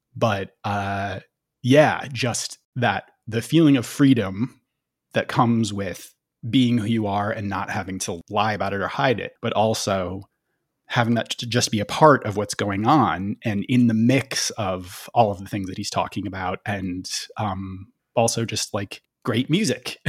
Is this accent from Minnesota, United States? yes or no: yes; Minneapolis–Saint Paul, Minnesota, United States; I grew up in the Twin Cities